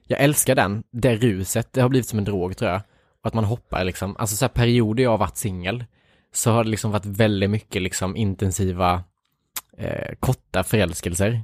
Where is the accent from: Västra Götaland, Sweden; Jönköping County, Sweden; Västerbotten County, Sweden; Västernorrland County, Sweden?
Jönköping County, Sweden; Värnamo; moved away; hela min uppväxt liksom i Värnamo